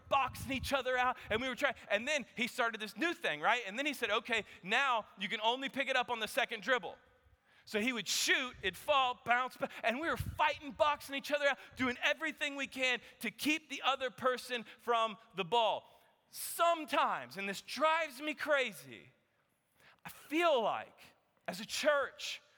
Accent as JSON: {"language": "English", "region": "Kansas", "country": "United States", "tie": "born or raised there", "moved": "yes", "lives_now": "Texas, United States", "said": "I grew up playing basketball in Kansas"}